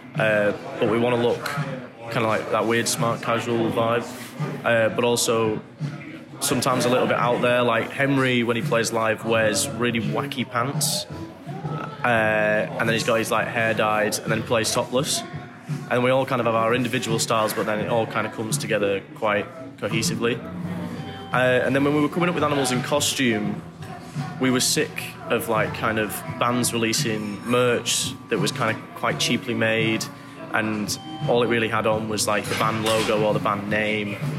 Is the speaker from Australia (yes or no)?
no; England, United Kingdom; also born or lived in Manchester; growing up in England was uh, quite weird experience to start with. As like I came uh, similar to Josh and Dom, came from a little small town where nothing really happened